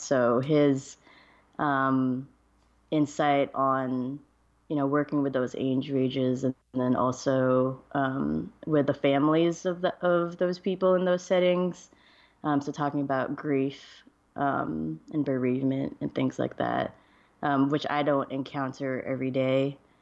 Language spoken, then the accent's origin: English; Georgia, United States; moved away; I'm from Georgia originally